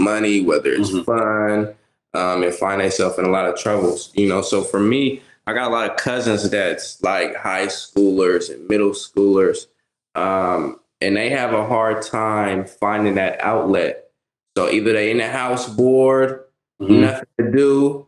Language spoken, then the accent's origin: English; Bay Area, Central Valley, California, United States; I'm originally from the Bay Area, and then transplanted into the Central Valley, you know. So parents moved me out to go to school